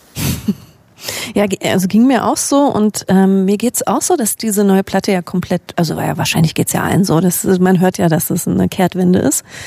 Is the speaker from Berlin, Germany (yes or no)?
yes; Berlin, Germany; wir kommen beide aus Berlin und leben auch noch